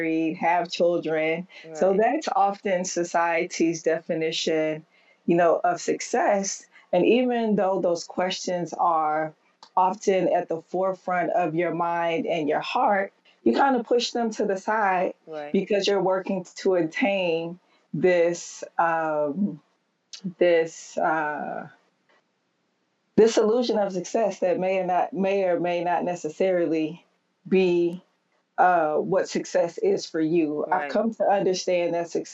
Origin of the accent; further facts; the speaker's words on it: Texas, United States; moved away as an adult; now in New York City, United States; I grew up in Texas, where it was very, very rare to see a woman in church.